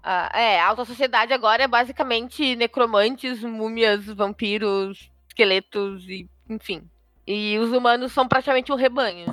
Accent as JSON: {"language": "Portuguese", "region": "Rio Grande do Sul", "country": "Brazil", "said": "eu sou do Rio Grande do Sul"}